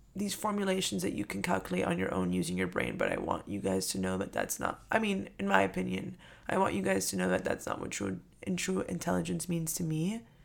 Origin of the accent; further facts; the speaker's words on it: Miami, Florida, United States; I'm from Miami